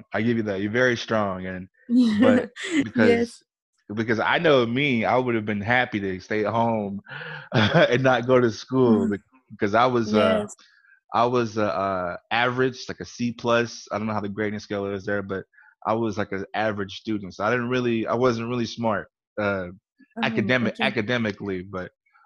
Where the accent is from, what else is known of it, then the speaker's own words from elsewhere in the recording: Louisiana, United States; I'm from Louisiana, so my English is not that well too